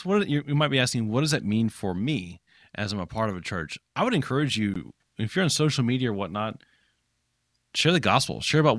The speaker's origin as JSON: {"language": "English", "country": "Japan", "tie": "born or raised there", "said": "I grew up in Japan, and if you're church planting in Japan"}